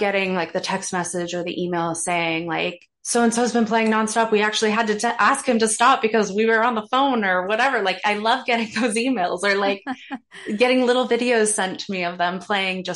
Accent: Canada; born or raised there; moved away as an adult; now in Toronto, Canada

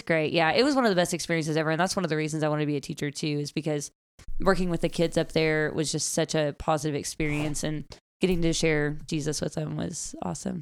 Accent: Gentry, Arkansas, United States; I grew up in Northwest Arkansas, um, Gentry

